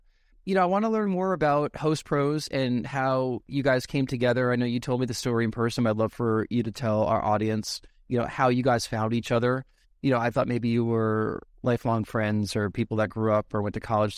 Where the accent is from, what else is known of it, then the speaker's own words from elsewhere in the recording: New York, United States; So back where I grew up outside New York City, you know, every so often we go to Boston Market